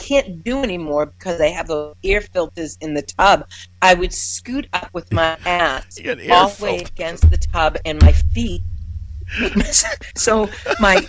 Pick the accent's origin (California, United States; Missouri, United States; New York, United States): New York, United States; I'm from New York